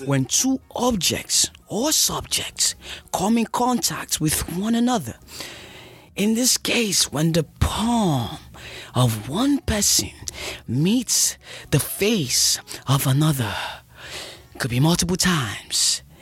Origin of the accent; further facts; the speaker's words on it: Nigeria; also born or lived in New York; I'm Nigerian